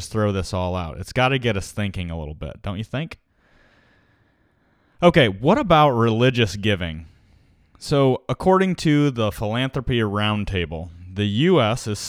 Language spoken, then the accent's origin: English; United States